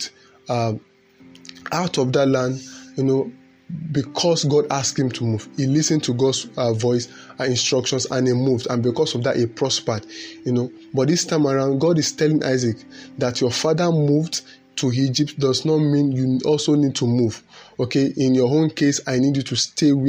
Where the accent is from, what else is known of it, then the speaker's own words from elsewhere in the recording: Nigeria; as a Nigerian